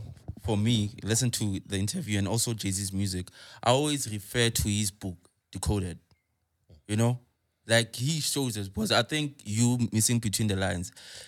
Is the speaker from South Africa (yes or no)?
yes; Soweto, Gauteng, South Africa; I come from Soweto